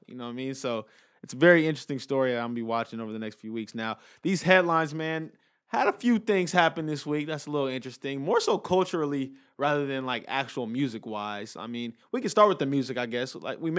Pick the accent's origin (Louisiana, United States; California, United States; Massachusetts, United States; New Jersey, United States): California, United States; Inglewood; Like, L.A. is my hometown. I love L.A. I would never trade it for anything. But I'm very aware of the street crime element to it, you know, being from Inglewood